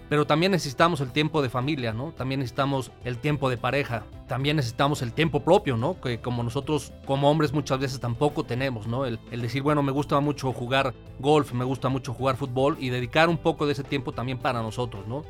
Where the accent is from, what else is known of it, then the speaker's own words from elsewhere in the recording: Mexico City, Mexico; moved away as an adult; now in Querétaro, Mexico; yo soy originario de la Ciudad de México